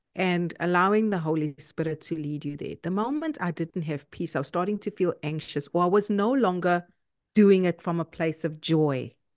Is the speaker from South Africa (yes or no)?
yes; South Africa; moved away as an adult; now in Canada; I'm South African, uh, by nationality, and I live in Canada now for the past two years